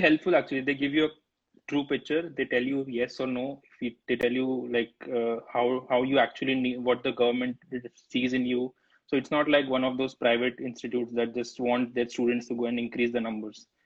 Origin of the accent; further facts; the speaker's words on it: Ahmedabad, Gujarat, India; moved away as an adult; now in United States; I'm from Gujarat, man. I'm from Ahmedabad, Gujarat